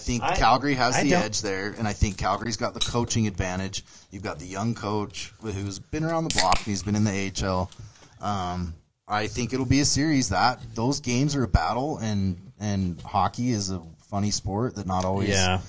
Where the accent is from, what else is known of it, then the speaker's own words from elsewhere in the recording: Minnesota, United States; I'm from Minnesota.